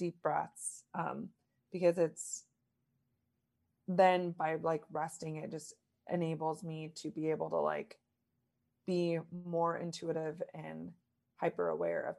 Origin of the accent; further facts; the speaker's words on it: Lincoln, Nebraska, United States; moved away; also born or lived in East Coast; I'm born and raised in Lincoln, Nebraska, so Midwest, and lived a lot on the East Coast.